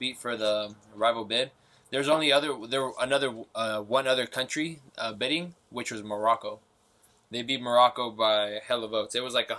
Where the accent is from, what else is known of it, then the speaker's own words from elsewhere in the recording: Nueva Italia, Michoacán, Mexico; moved away; I'm from New Italy